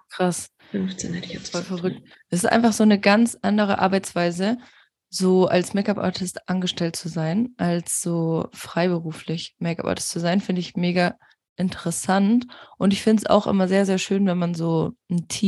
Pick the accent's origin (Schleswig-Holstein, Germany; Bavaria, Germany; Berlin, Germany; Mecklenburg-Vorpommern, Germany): Bavaria, Germany; Dachau; now in Karlsfeld, Germany; weil ich komme ja aus Dachau. Du bist in Dachau, echt? Also ich äh, bin in Dachau geboren.